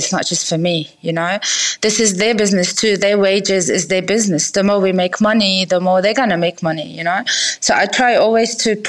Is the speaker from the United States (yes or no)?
no; Lebanon; moved away as an adult; now in Sydney, Australia; Okay, so I'm Lebanese. I was born and raised in Lebanon, and then we migrated, as me and my brothers, to Sydney for studies as international students.